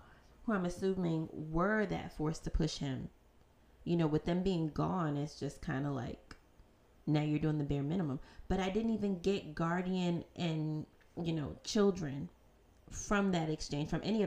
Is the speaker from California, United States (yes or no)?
no; New York City, New York, United States; growing up in Harlem